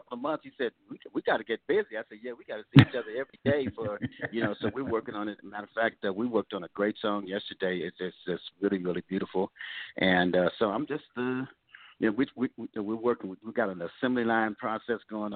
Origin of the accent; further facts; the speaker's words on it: Oakland, California, United States; growing up in Oakland